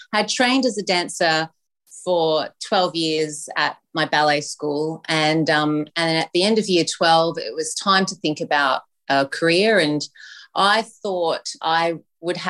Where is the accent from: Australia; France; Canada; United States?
Australia; Brisbane, Queensland; moved away as an adult; also born or lived in Sydney; I grew up in Brisbane